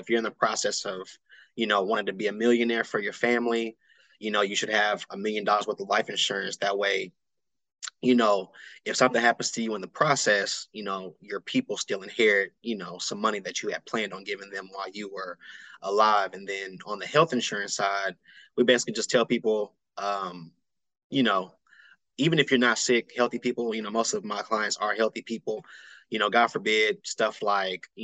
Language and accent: English; Austin, Texas, United States; I'm here, born and raised in Austin, Texas